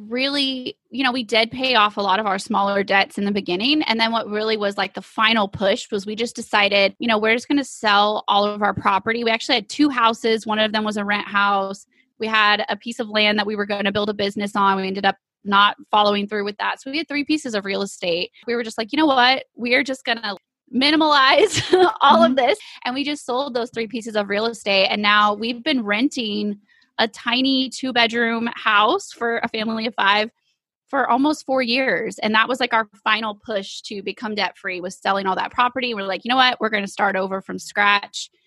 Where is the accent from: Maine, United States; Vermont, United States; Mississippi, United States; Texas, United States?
Texas, United States; East; we are from East Texas